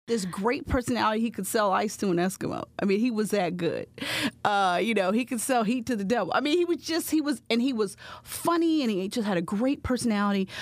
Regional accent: Bridgeville, Pennsylvania, United States; moved away as an adult; also born or lived in Pittsburgh, Pennsylvania; now in Philadelphia, United States; growing up in Bridgeville

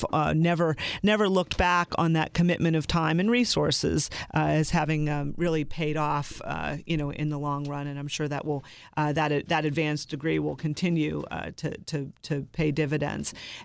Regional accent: Pennsylvania, United States; But yeah, I grew up in Western Pennsylvania in Beaver County, and from two families that both came from the steel industry.

